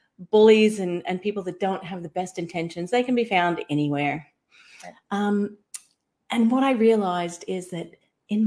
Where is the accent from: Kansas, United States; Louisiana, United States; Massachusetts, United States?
Kansas, United States; moved away as an adult; also born or lived in Sydney, Australia / Southeast Queensland, Australia; now in Far North Queensland, Australia; I was a Kansas-born girl